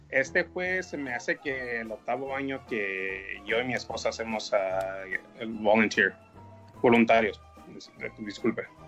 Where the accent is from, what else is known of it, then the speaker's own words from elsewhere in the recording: San Diego, California, United States; soy aquí de San Diego